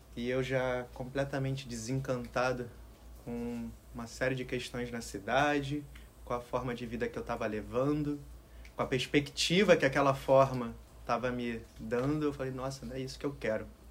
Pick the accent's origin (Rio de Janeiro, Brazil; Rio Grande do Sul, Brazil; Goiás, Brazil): Rio de Janeiro, Brazil; moved away; Eu, apesar de viver no Rio, nascer no Rio, eu nasci e vivia no Alto da Boa Vista, em uma casa com um jardim gigante